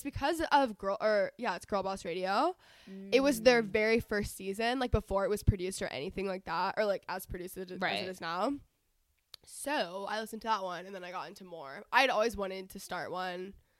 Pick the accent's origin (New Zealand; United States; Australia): United States; Texas; now in Los Angeles, United States; I'm 22. I'm from Texas. I live in LA, but I just got a place in Texas, so I'm about to live in both places.